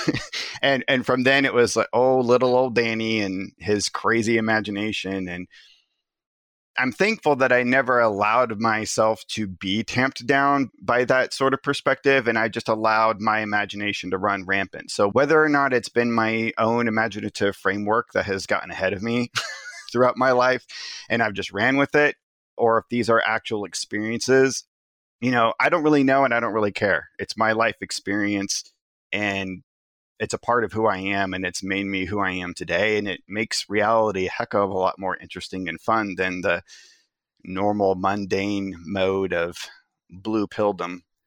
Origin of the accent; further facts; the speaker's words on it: the Ozarks, Missouri, United States; I was raised in the Ozarks